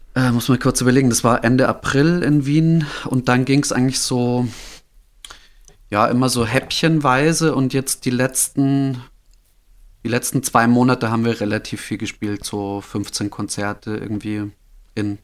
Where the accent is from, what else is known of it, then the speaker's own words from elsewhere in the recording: Holzhausen, Bavaria, Germany; moved away; also born or lived in Wolfratshausen / Berlin; ich wurde geboren in Wolfratshausen. Das ist, äh, das okay. da irgendwo in der, also das ist auch nicht so weit weg von Holzhausen, aber ich bin aufgewachsen eben in ja. Holzhausen